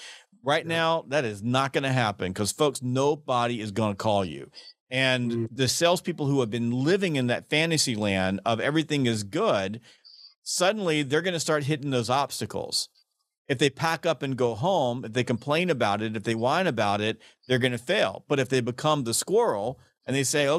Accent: the South, United States; I'm from the South

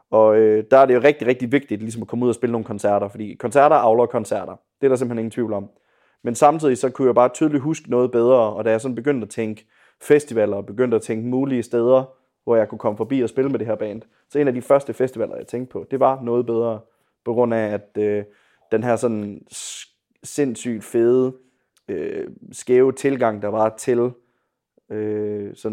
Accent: Viborg, Central Denmark Region, Denmark; Men ja, jeg er oprindelig fra Viborg, og ja, har øh, spillet med, øh, på noget bedre før.

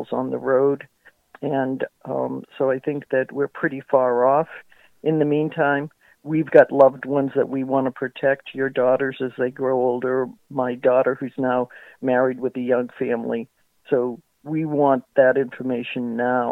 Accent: New England, United States; I grew up in New England, so we had the shores or the mountains to visit

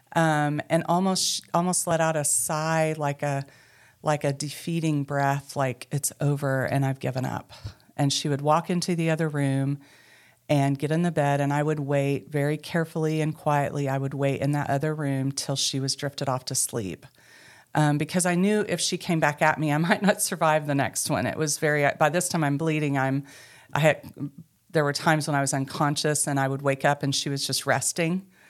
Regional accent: Mena, Arkansas, United States; moved away; also born or lived in Booneville, Arkansas / Charleston, Arkansas; I grew up in Mena, Arkansas, and found my way back to Arkansas

